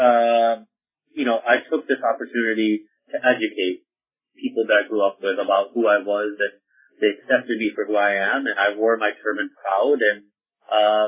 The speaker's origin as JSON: {"language": "English", "town": "Youngstown", "region": "New York", "country": "United States", "tie": "born or raised there", "said": "I grew up in Youngstown, New York"}